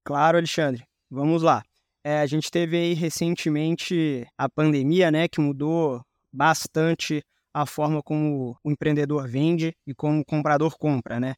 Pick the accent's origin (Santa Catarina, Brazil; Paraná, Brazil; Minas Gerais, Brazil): Minas Gerais, Brazil; Belo Horizonte; moved away as an adult; now in São Paulo, Brazil; eu sou mineiro de Belo Horizonte, mas resido em São Paulo há mais ou menos seis anos